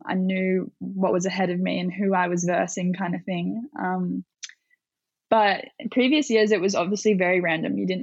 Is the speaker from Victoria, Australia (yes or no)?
no; Avoca Beach, New South Wales, Australia; born or raised there